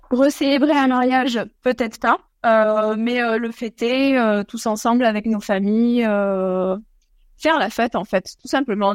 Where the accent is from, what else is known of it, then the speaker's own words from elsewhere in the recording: Pyrenees, France; now in Australia; en France, on est des Pyrénées